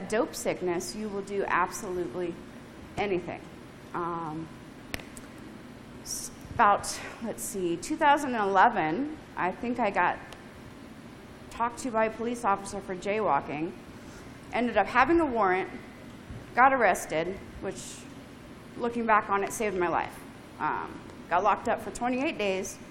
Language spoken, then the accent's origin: English; Colorado, United States; I was born and raised in Colorado